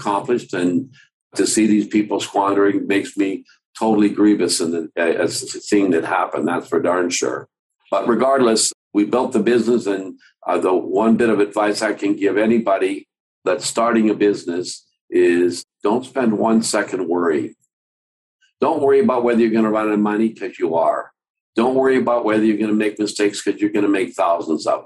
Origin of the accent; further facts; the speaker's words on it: Calgary, Alberta, Canada; also born or lived in Denmark; We came from Denmark in 1952 to Calgary. My mom and my dad and my brother and my sister